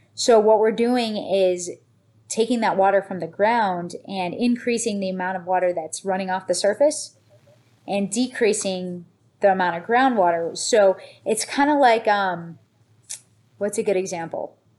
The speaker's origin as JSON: {"language": "English", "town": "Niagara Falls", "region": "New York", "country": "United States", "tie": "born or raised there", "also_born_or_lived": "Florida", "moved": "yes", "said": "I grew up right near Love Canal"}